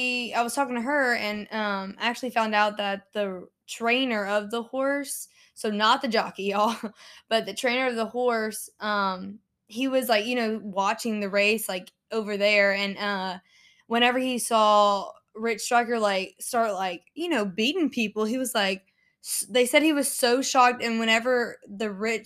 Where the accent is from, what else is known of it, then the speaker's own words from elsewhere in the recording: Lafayette, Louisiana, United States; moved away; Okay, and we're from Lafayette.